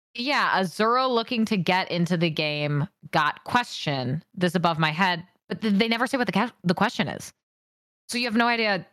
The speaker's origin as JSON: {"language": "English", "region": "Washington", "country": "United States", "tie": "born or raised there", "said": "I grew up in Washington State"}